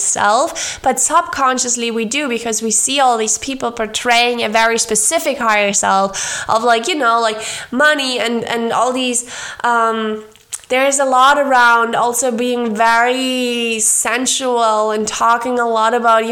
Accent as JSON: {"language": "English", "country": "Germany", "tie": "born or raised there", "moved": "as an adult", "lives_now": "Argentina", "said": "growing up in Germany"}